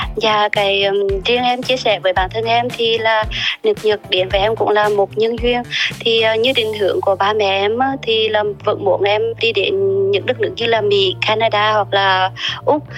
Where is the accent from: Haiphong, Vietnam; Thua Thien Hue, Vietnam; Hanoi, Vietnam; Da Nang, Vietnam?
Thua Thien Hue, Vietnam; Huế; accent: central Vietnamese; moved away as an adult; also born or lived in Japan; giọng quê gốc của em ạ em sinh thì sinh ra tại huế và sinh lớn lên tại huế luôn